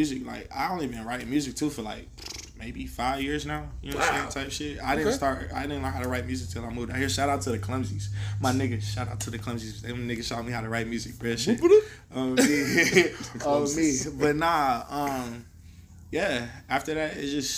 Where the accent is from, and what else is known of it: Winston-Salem, North Carolina, United States; born or raised there; now in Portland, United States